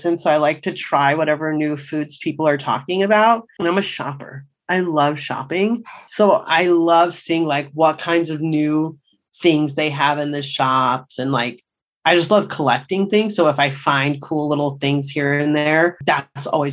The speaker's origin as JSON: {"language": "English", "town": "Las Vegas", "region": "Nevada", "country": "United States", "tie": "born or raised there", "also_born_or_lived": "New York / Bay Area", "moved": "as an adult", "lives_now": "Southern California, United States", "said": "I grew up in Vegas"}